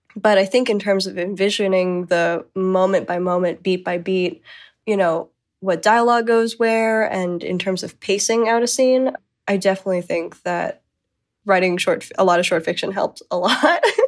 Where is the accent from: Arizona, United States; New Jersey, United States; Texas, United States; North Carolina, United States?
Arizona, United States; Growing up in Arizona